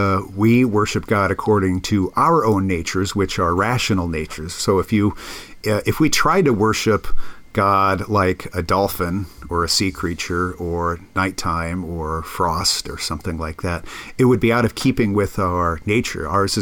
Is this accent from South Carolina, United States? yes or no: no; Nebraska, United States; I'm from Nebraska. We don't have dolphins in Nebraska.